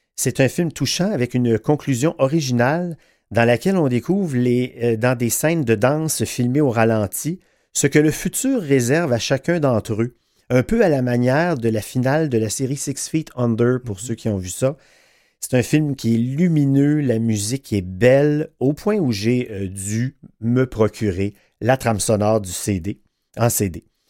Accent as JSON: {"language": "French", "region": "Quebec", "country": "Canada", "said": "chez nous au Québec"}